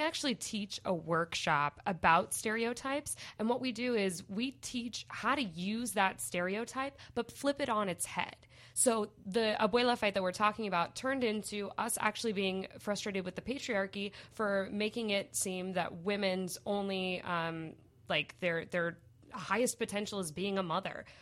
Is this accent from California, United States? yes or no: no; Portland, Oregon, United States; moved away as an adult; also born or lived in Los Angeles; I'm from Portland from before Portland was a thing.